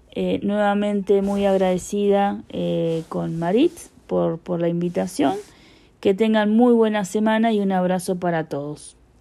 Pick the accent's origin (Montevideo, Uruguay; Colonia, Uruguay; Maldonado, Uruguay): Maldonado, Uruguay; Punta del Este; soy de Uruguay, específicamente de Punta del Este